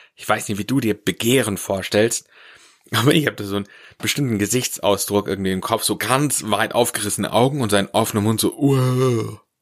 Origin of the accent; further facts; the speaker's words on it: Swabia, Germany; Ich komme ja aus dem Schwabenland